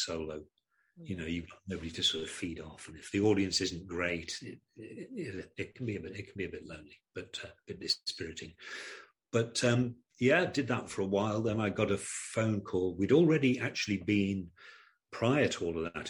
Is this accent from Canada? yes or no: no; Stafford, West Midlands, United Kingdom; moved away as an adult; we grew up in Stafford in the Midlands